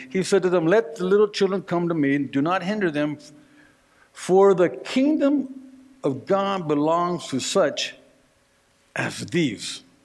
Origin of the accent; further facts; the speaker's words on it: Northern California, United States; now in Colorado, United States; here I am in Colorado, but I was raised in Northern California